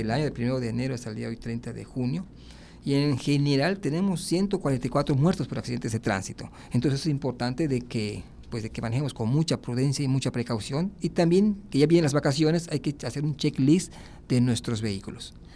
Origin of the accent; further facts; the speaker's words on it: Yucatán, Mexico; moved away as an adult; also born or lived in Monterrey, Nuevo León; now in Mérida, Mexico; yo creo que todos los yucatecos